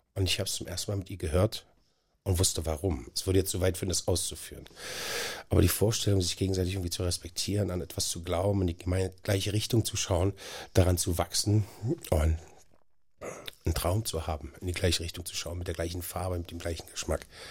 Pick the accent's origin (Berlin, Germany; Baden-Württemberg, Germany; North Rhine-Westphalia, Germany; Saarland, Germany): Berlin, Germany; Ich bin halt aufgewachsen in Schöneweide, zwei Straßen von Ernst Busch entfernt